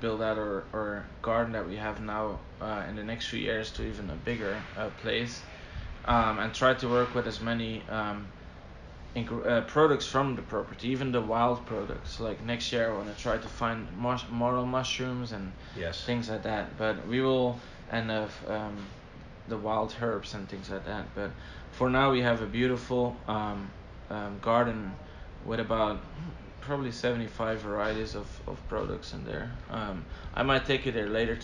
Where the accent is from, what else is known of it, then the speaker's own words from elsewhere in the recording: Belgium; moved away as an adult; now in United States; my beautiful little country, Belgium